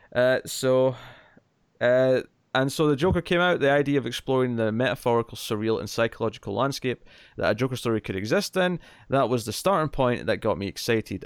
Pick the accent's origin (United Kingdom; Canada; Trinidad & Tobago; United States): United Kingdom; Scotland